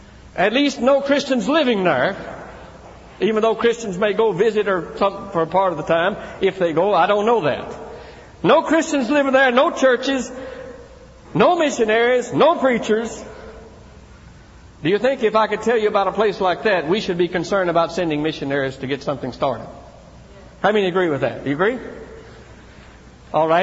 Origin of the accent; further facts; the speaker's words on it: Tennessee, United States; my brother and I grew up in Tennessee in a small church out in the country